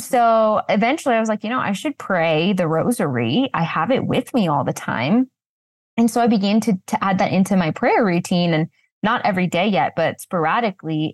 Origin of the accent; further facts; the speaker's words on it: Washington, United States; I felt very alone in my faith growing up in Washington state